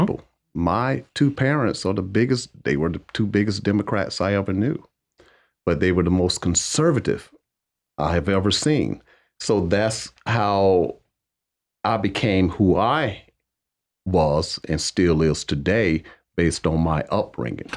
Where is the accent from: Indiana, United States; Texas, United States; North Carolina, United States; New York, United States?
North Carolina, United States; Wadesboro; growing up in Waysboro